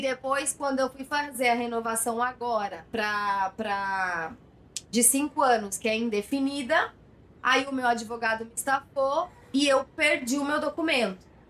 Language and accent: Portuguese; Jacareí, São Paulo, Brazil; moved away as an adult; now in Barcelona, Spain; Sou de Jacareí